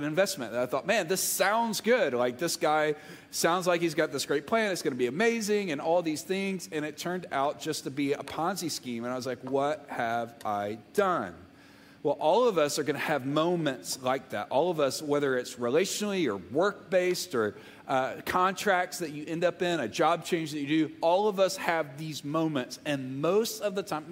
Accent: Memphis, Tennessee, United States; I grew up right outside of Memphis

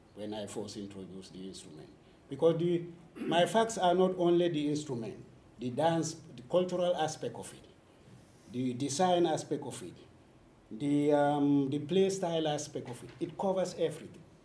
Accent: Senegambian region, Gambia; English is a second language; also born or lived in Sweden; I was born in the Senegambian region, school in the Senegambian region, both informal and formal education

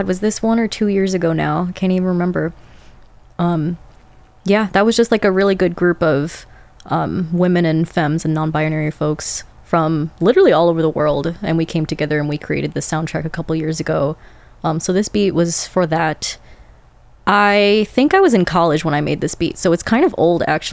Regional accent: Chicago, Illinois, United States; Born and raised in Chicago

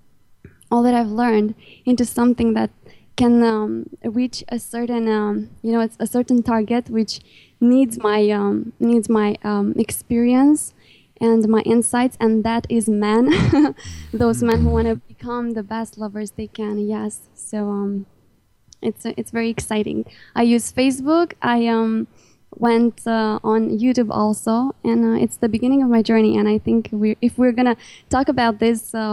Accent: Romania; English is a second language; Even though I'm in Romania

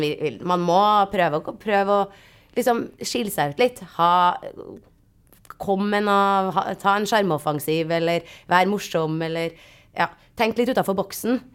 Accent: Trondheim, Trøndelag, Norway; jeg er jo også fra Trondheim

